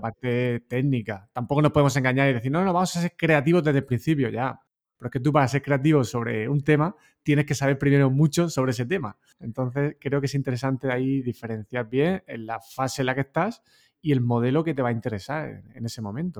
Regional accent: Totana, Region of Murcia, Spain; no hubiera salido de Totana, ¿no? de mi pueblo

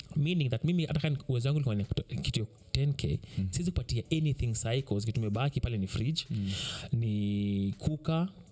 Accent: Kenya; mimi kama mkenya

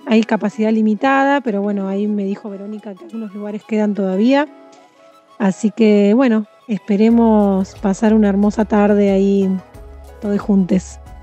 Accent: Mar del Plata, Buenos Aires Province, Argentina; also born or lived in Santa Clara del Mar; Yo nací en Mar del Plata, pero hace nací en Mar del Plata, pero hace 16 años que vivo en Santa Clara del Mar, que es un pueblo muy chiquito, costero, al lado de Mar del Plata.

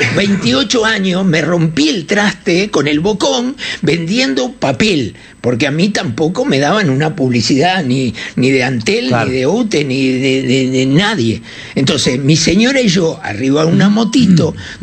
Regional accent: Uruguay

